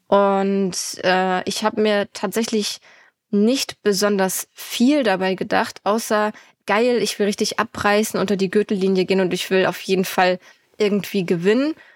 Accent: Lübeck, Schleswig-Holstein, Germany; Ich komme ja aus Lübeck und ich wohne auch immer noch

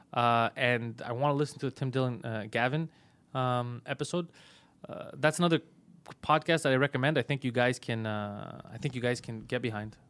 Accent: Canada

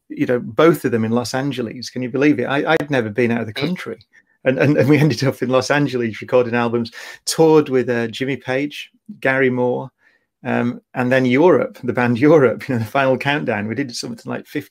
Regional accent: Oldham, North West England, United Kingdom; I've been growing up in Oldham

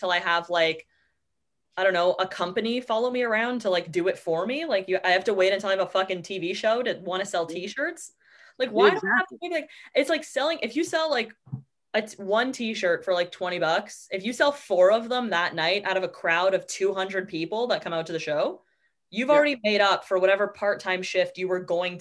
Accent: Canada

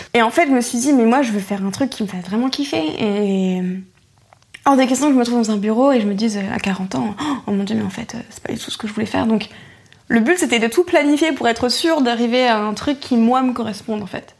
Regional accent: Roubaix, Hauts-de-France, France; j'ai grandi à Roubaix

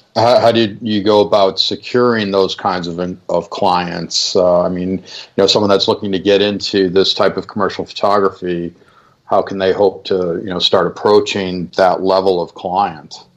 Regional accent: Chicago, Illinois, United States; I'm from Chicago

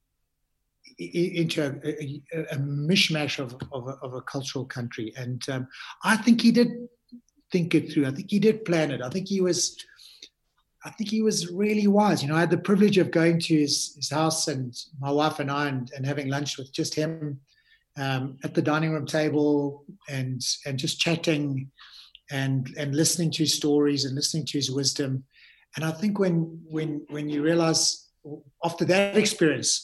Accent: South Africa; as a South African rugby player

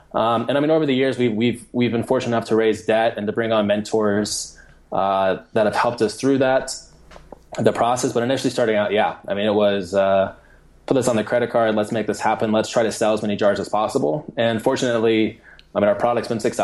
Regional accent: Colorado, United States; now in Indianapolis, United States; I live here in Indianapolis right now. I'm from Colorado

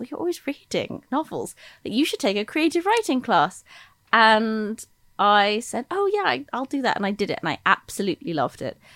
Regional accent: United Kingdom; accent: American; also born or lived in United States; I confusingly for listeners, I grew up in Britain.

